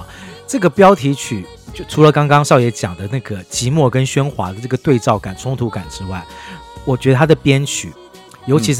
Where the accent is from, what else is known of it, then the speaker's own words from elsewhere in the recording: Taipei, Taiwan; 因为我是台北长大的小孩